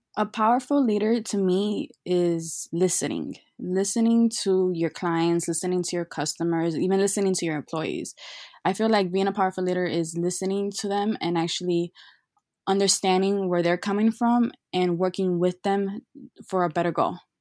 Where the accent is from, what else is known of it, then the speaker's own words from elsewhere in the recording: Chicago, Illinois, United States; I was born and raised in Chicago